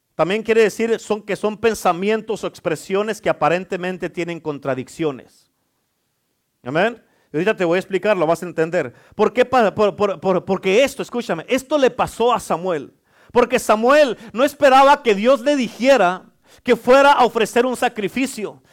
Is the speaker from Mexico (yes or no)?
yes; Durango, Mexico; yo soy de Durango